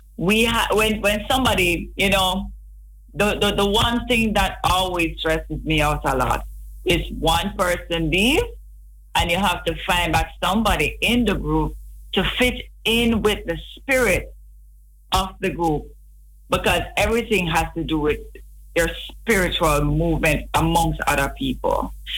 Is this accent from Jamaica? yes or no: yes; Kingston, Jamaica; I grew up in Rollington Town, Vineyard Town, in Kingston.